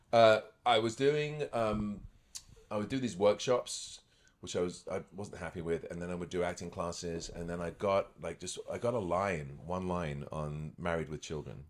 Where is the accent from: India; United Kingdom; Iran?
United Kingdom; moved away as an adult; also born or lived in Scotland / Los Angeles, United States; now in Toronto, Canada; I was born in Scotland. Grew up near London.